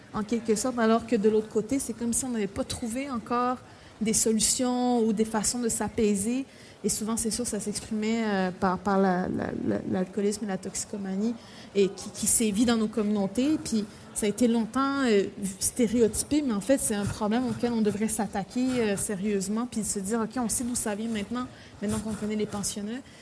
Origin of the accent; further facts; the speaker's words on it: Pessamit, Quebec, Canada; moved away; also born or lived in Baie-Comeau; Je sais que je suis née à Pessamit, mais après, techniquement, je suis née à l'hôpital de Bécamo, mais c'est à côté de Pessamit